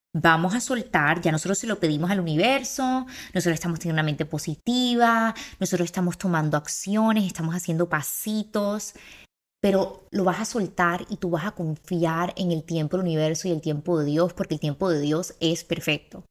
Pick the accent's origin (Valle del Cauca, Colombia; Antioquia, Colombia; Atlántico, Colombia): Atlántico, Colombia; Barranquilla; Tengo 23 años y soy de Barranquilla.